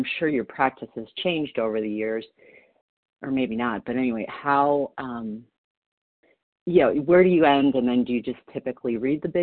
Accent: Niagara Falls, New York, United States; now in Denver, United States; I grew up in Niagara Falls, New York, so not too far from where you were

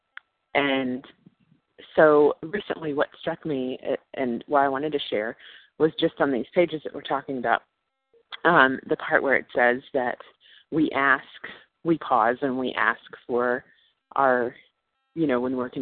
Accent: New York, United States; I'm from New York, but I'm calling y'all from Asheville, North Carolina

